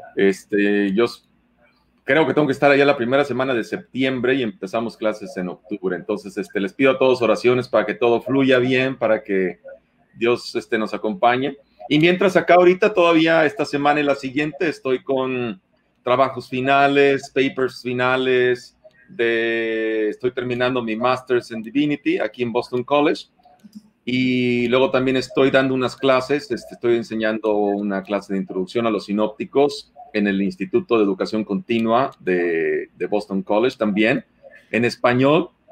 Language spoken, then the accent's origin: Spanish; Mexico; Nosotros como mexicanos tenemos formas de hablar